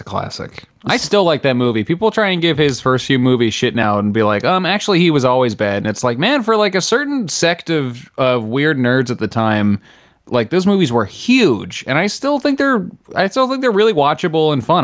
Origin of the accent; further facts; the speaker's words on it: New Jersey, United States; I'm from New Jersey